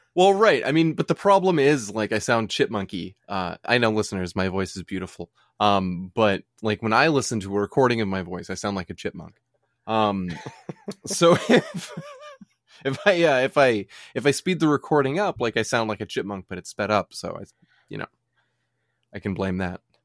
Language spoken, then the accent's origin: English; United States; we're American.